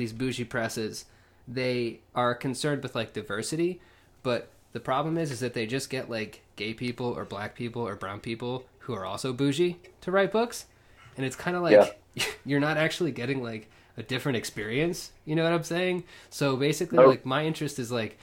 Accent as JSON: {"language": "English", "town": "Lawton", "region": "Oklahoma", "country": "United States", "tie": "born or raised there", "said": "growing up in Lawton"}